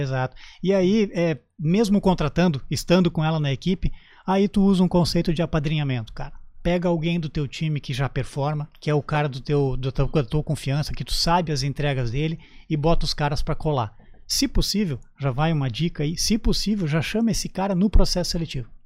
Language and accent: Portuguese; Canoas, Rio Grande do Sul, Brazil; moved away as an adult; also born or lived in Porto Alegre; now in Santa Catarina, Brazil; Tudo isso no Rio Grande do Sul, na minha terra natal. Eu sou natural de Canoas